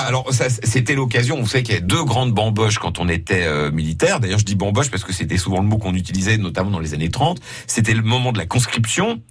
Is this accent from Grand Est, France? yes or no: yes; Lorraine, Grand Est, France; chez nous en Lorraine